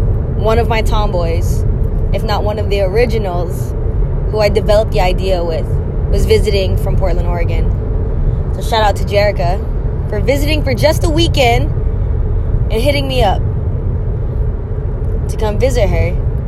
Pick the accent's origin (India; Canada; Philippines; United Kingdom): Philippines; We just kind of thought, you're big bone, this is what it is, you know, being Filipino